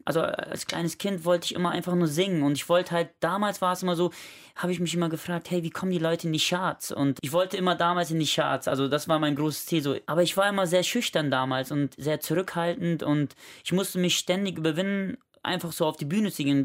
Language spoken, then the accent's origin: German; Germany; ich bin in Langfeld geboren